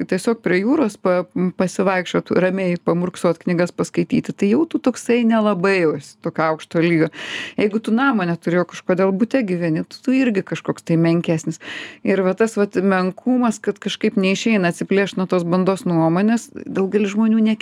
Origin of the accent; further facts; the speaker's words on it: Lithuania; nors mes esam lietuviai